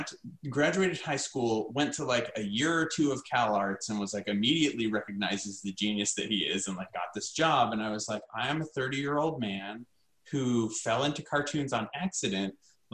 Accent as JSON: {"language": "English", "region": "the South", "country": "United States", "tie": "born or raised there", "said": "I had, you know, like I grew up in the American South, and like, you know, I'd gotten married."}